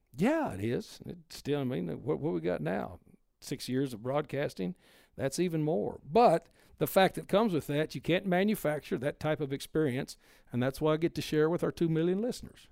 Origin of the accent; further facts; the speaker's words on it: Texas, United States; moved away; I'm from Texas